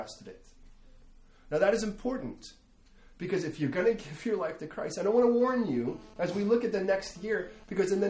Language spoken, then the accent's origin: English; United States; I'm an American